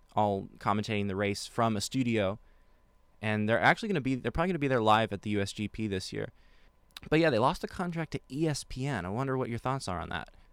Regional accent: Apple Valley, California, United States; my hometown, Apple Valley

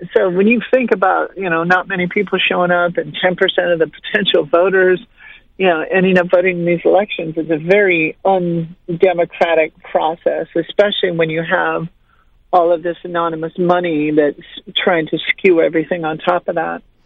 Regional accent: Montana, United States; my home state of Montana

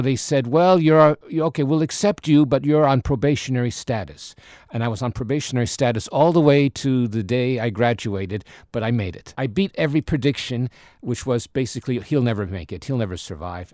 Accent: New York, United States; moved away; I grew up in New York and attended public schools there

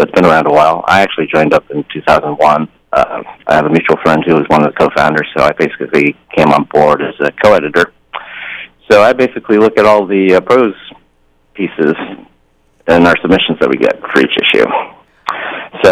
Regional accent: Albany, New York, United States; also born or lived in China / Taiwan; I grew up in upstate New York, which is about as non-Asian as you can get.

